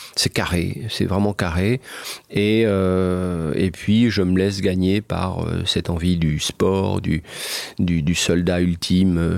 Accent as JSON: {"language": "French", "country": "France", "also_born_or_lived": "Japan", "said": "je suis un Français"}